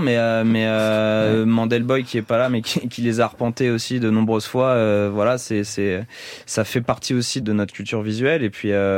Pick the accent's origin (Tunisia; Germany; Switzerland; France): France; Paris, Île-de-France; On est parisien